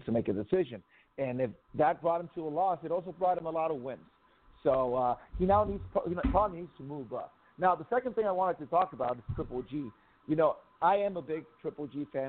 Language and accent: English; Tijuana, Baja California, Mexico; I grew up in Tijuana. Mexican, born in Mexico